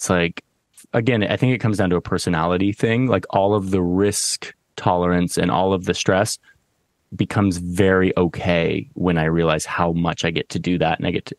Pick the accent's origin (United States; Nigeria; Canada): United States; Southern Oregon; So I grew up in Southern Oregon, not the Mecca. I grew up in actually a very like hippie liberal town, but it was a liberal town that was surrounded by like kind of these libertarian counties in Southern Oregon.